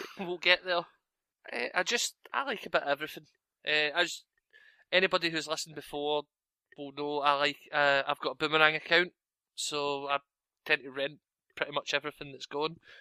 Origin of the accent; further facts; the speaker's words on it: Scotland, United Kingdom; I'm Scottish.